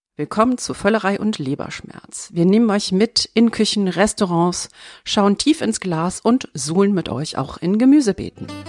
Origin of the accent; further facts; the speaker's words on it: Hochdahl, North Rhine-Westphalia, Germany; ich bin in Hochtal groß geworden